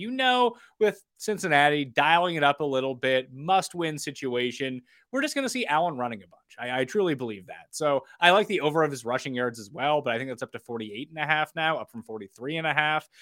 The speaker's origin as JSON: {"language": "English", "country": "Canada", "said": "as a Canadian"}